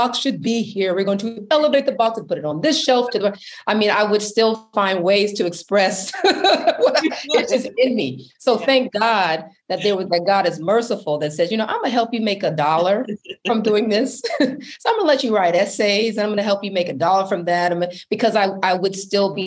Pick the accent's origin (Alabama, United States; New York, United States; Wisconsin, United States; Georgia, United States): Wisconsin, United States; Milwaukee; I grew up in Milwaukee, Wisconsin.